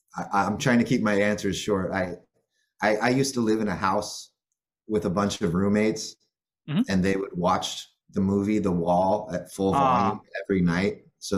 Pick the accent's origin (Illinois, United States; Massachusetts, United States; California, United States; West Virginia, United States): California, United States; Eureka; … is from my hometown of Eureka, California.